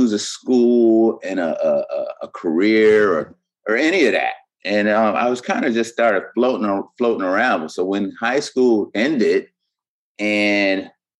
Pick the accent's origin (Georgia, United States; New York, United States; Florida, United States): New York, United States; Buffalo; moved away; also born or lived in Baltimore / Harlem / Yorktown, New York; I was born and raised in Buffalo, New York